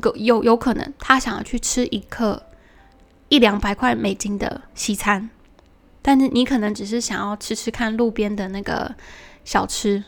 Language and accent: Chinese; Taiwan; 身为一个台湾人